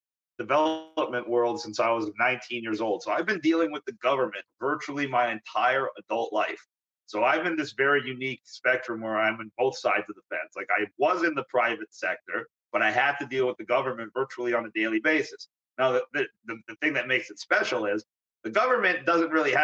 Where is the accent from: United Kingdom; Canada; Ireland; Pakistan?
Canada; Vaughan, Ontario; also born or lived in North York, Ontario; I was born in North York, Ontario. That's a suburb of Toronto. I was born basically at Jane and Finch, which people of the area now know is not a very nice area, kind of a rough area. But then I grew up in Woodbridge, Vaughan area